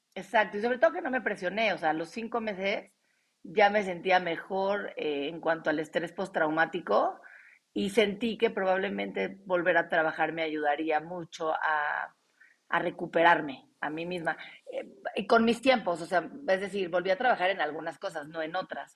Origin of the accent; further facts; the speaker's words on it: Mexico; aquí, en mi país